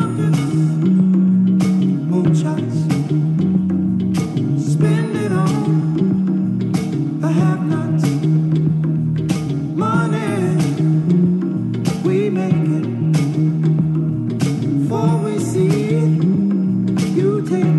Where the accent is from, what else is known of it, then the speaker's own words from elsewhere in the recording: Detroit, Michigan, United States; I'm from Detroit, and my high school was two blocks down the street from Motown